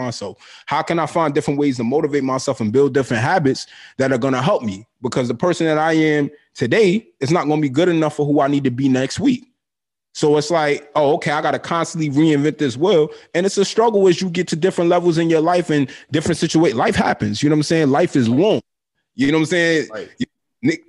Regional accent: Brooklyn, New York, United States; growing up in Brooklyn

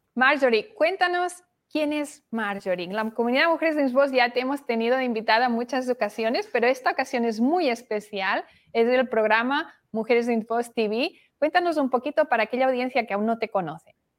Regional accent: Barcelona, Catalonia, Spain; moved away as an adult; now in Miami, United States; Yo nací en Barcelona, y llegué aquí

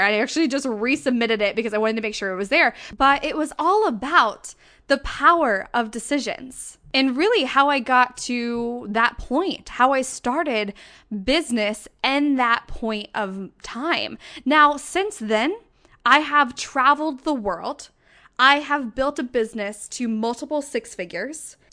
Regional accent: St. Louis, Missouri, United States; now in Denver, United States; my hometown

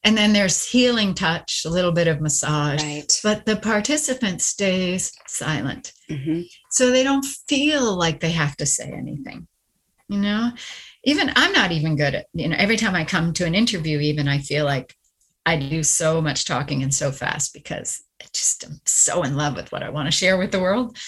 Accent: Canada; moved away; my husband retired and I'm Canadian. So we repatriated back to Canada

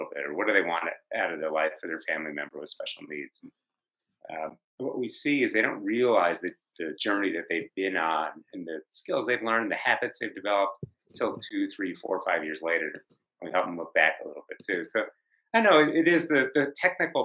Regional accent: New Jersey, United States; now in Colorado, United States; I live in Colorado, I'm from New Jersey

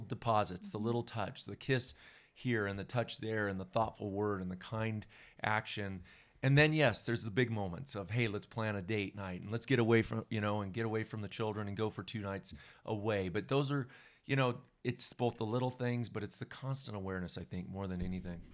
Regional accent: Southern California, United States; now in Bend, Oregon, United States; Janice and I both grew up in Southern California

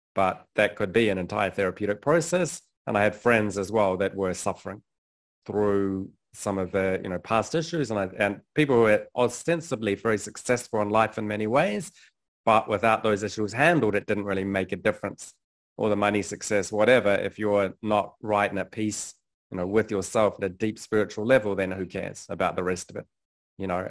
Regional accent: New Zealand; moved away as an adult; also born or lived in London; I was born in New Zealand, had a pretty conventional upbringing

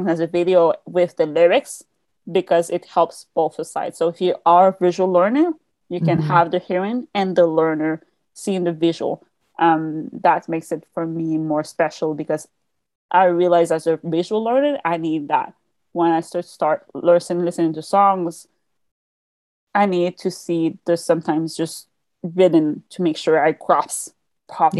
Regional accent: Quebec, Canada; English is a second language; I'm from the Quebec side of Canada. So we speak French. The main language is French here

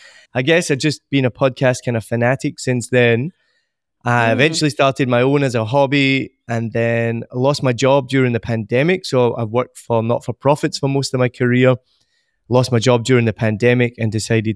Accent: Scotland, United Kingdom; moved away as an adult; also born or lived in United States / Australia / New Zealand; now in Vietnam; I'm originally from Scotland and left there in my early 20s, moved to America, then ended up in Australia, then ended up in New Zealand, and then Vietnam. So I haven't lived in Scotland for about 20 years.

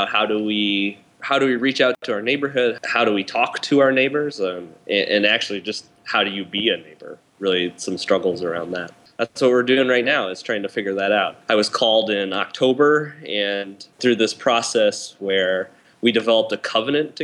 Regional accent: Minnesota, United States; moved away as an adult; also born or lived in Ohio; now in Lawrence, United States; I was raised in Minnesota

